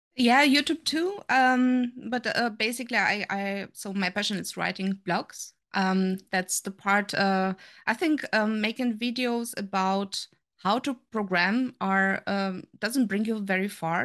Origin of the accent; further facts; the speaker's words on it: Romania; moved away as an adult; also born or lived in Germany; now in Saarbrücken, Germany; I'm from Germany. I'm here, uh, since twenty-four years already. Uh, originally coming from Romania